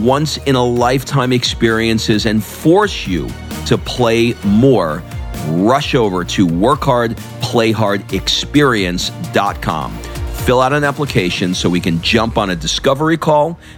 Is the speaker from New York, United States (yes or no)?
yes; New York, United States; I'm an East Coast New York guy